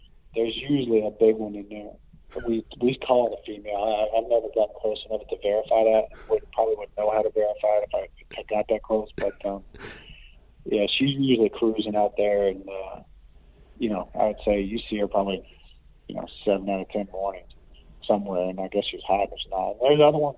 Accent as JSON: {"language": "English", "town": "Louisville", "region": "Kentucky", "country": "United States", "tie": "born or raised there", "said": "I was born in Louisville, Kentucky"}